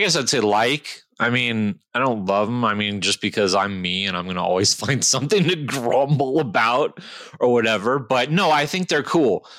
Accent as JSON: {"language": "English", "region": "California", "country": "United States", "tie": "born or raised there", "said": "I grew up in California"}